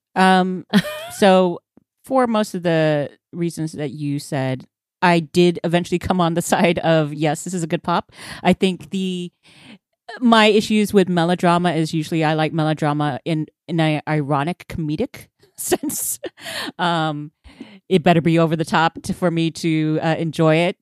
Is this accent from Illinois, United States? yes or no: no; Texas, United States; being Texan